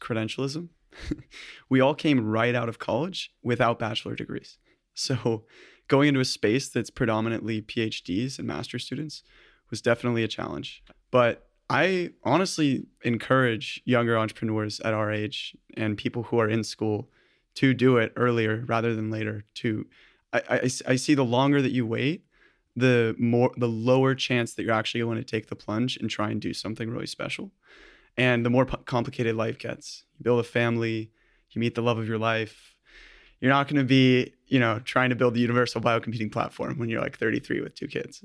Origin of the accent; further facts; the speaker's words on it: Newport Beach, California, United States; also born or lived in Berkeley; I was born and raised in Newport Beach